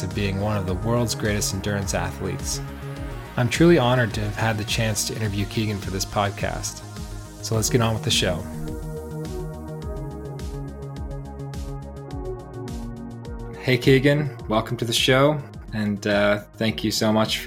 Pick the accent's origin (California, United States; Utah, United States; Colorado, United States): Utah, United States; Park City; I grew up in Park City too